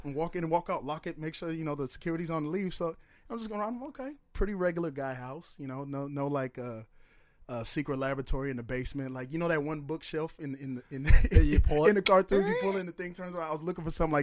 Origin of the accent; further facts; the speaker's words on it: St. Paul, Minnesota, United States; also born or lived in Oakdale, Minnesota / Woodbury, Minnesota; I grew up in St. Paul, east side of St. Paul, north St. Paul, Oakdale